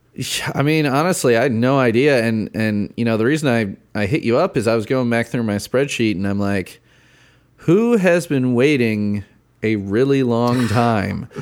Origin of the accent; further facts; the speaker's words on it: Chicago, Illinois, United States; moved away as an adult; now in Indiana, United States; I grew up in Chicago, I moved to Indiana